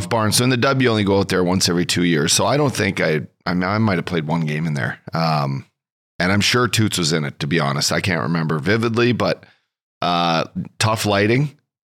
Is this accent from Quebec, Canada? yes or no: no; Fort McMurray, Alberta, Canada; I grew up in Fort McMurray